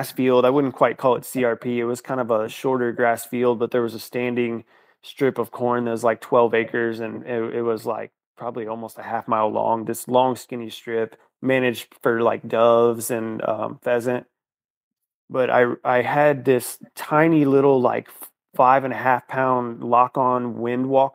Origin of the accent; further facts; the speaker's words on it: Northeast Missouri, United States; also born or lived in Iowa; I grew up in Northeast Missouri, and I currently live in Missouri